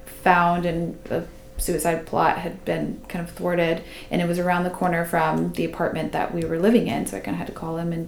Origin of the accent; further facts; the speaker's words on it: United States; I'm American